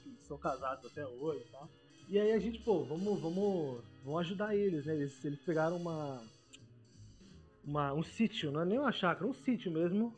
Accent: Paulista, São Paulo, Brazil; Paulista é muito a gente acha que a gente sabe de tudo

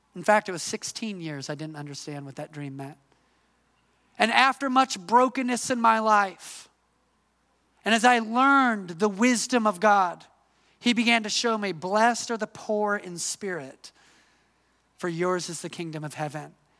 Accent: Midwest, United States; moved away as an adult; also born or lived in Atlanta, Georgia; I'm from the Midwest

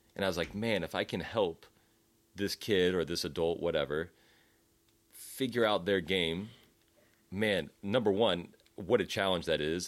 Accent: United States; as an American

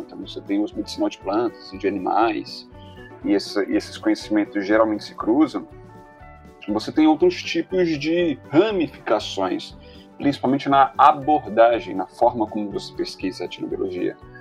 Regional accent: Belo Horizonte, Minas Gerais, Brazil; Eu nasci em Belo Horizonte, numa metrópole

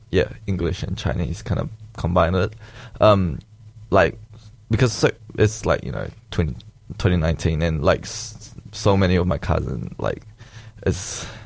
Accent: New Zealand; also born or lived in Malaysia; for me, like what I felt like, it's growing up in Malaysia and growing up in New Zealand is quite different.

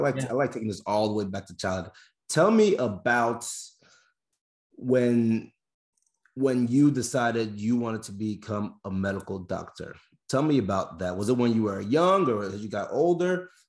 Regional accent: United States; also born or lived in Nigeria; I was born in Nigeria, grew up in America, but born in Nigeria.

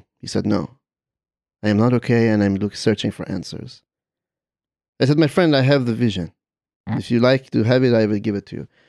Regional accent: Czechia; I'm from the Czech Republic, and we have some of the best sausages in the world.

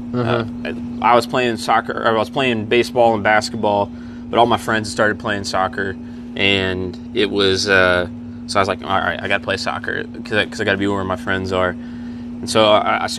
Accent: Central, South Carolina, United States; I grew up here in Clemson, really Central

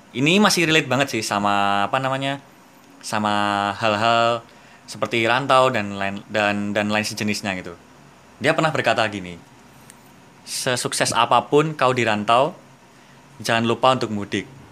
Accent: Madiun, East Java, Indonesia; sebagai orang yang dari kecil sampai sekolah di Madiun di kota sendiri

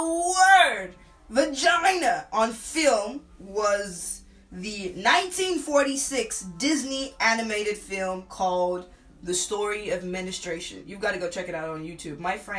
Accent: Nigeria; I'm a Nigerian bodybuilder myself.

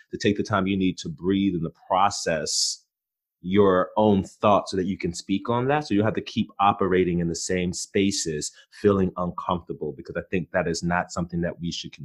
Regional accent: Prince George's County, Maryland, United States; where I grew up in Prince George's County, Maryland, that's still on the outskirts of Southeast DC

